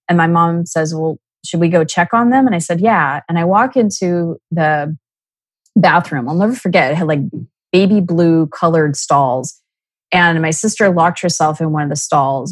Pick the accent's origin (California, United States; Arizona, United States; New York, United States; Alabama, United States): Arizona, United States; Scottsdale; I was born and raised in Scottsdale, Arizona